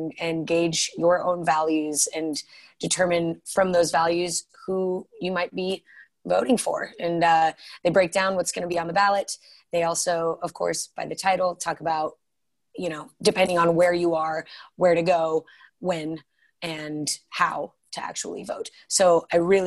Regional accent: Colorado, United States; I am born and raised in Colorado

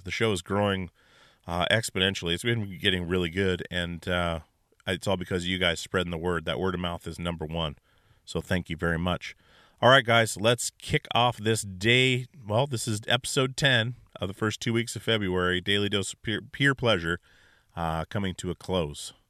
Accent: Alaska, United States; I'm from Alaska

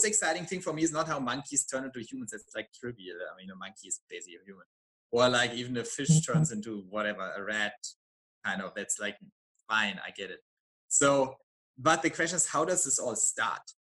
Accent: Germany; I'm from Germany

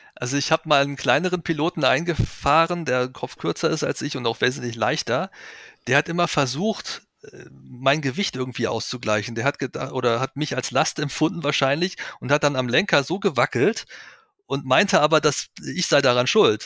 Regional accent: Weserbergland, Germany; Ich stamme aus dem Weserbergland, das ist meine Heimat.

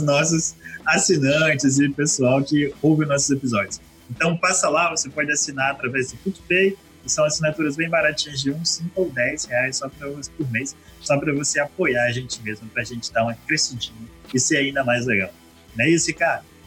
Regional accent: Vitória, Espírito Santo, Brazil; Nós somos de Vitória, né? Do Espírito Santo

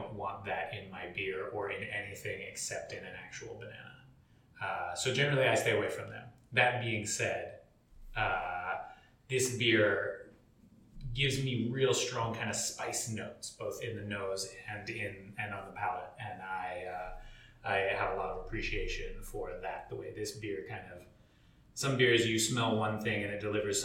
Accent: United States; As an American

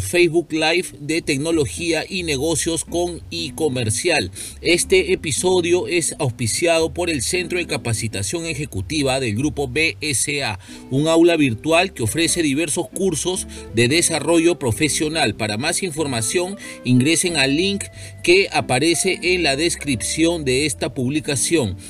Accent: Peru

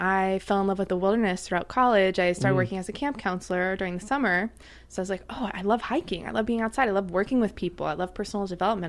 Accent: Connecticut, United States; moved away as an adult; also born or lived in New York / Boulder, Colorado; now in Los Angeles, United States; Originally, I'm from Connecticut. Then I went to college in New York.

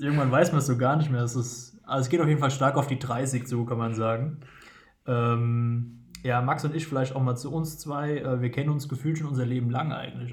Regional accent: Geisenheim, Hesse, Germany; moved away as an adult; now in Wiesbaden, Germany; geboren in der Weinhauptstadt und Weltmetropole Geisenheim und sind mittlerweile verortet in Wiesbaden

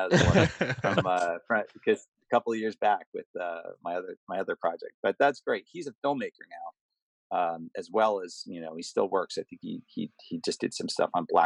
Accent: United States; I'm from America

